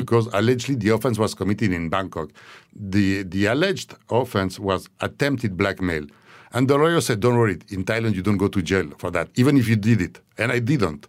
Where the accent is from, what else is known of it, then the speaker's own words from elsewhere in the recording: Switzerland; moved away; I needed to go back to my, to my home country, Switzerland